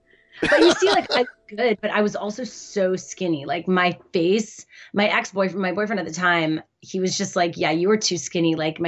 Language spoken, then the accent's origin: English; Montreal, Quebec, Canada; Yeah, I'm Canadian.